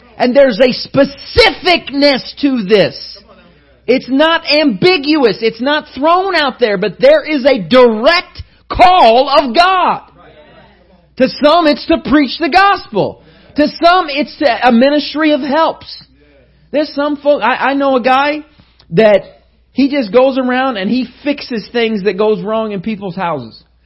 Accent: Indiana, United States; I was from Indiana

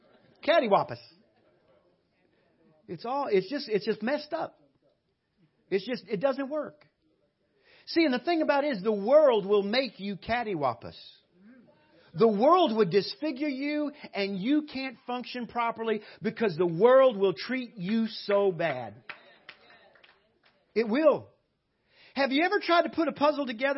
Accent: South Louisiana, United States; moved away as an adult; now in Cyprus; I was raised way down in South Louisiana, below New Orleans, way down there

